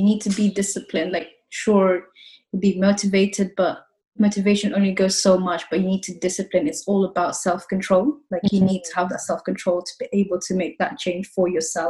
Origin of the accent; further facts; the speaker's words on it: Exeter, South West England, United Kingdom; also born or lived in Philippines; now in London, United Kingdom; I grew up in Exeter. I was born in Philippines. I moved around quite a lot, like, since I was a kid. And, well, to be honest, I'm in London now.